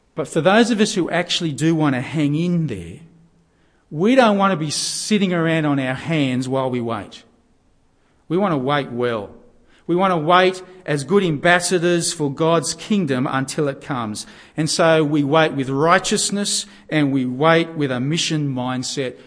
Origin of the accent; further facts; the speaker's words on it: Australia; we're Aussie Gentiles